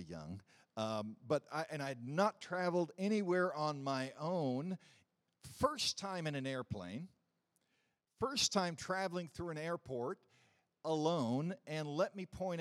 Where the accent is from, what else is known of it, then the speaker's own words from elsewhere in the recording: Missouri, United States; since I was from Missouri